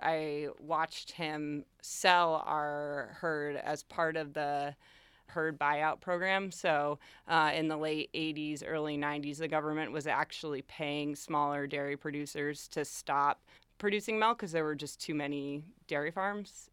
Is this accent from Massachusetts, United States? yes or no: yes; Chesterfield, Massachusetts, United States; also born or lived in Holyoke; I grew up in Chesterfield, and now I live in Holyoke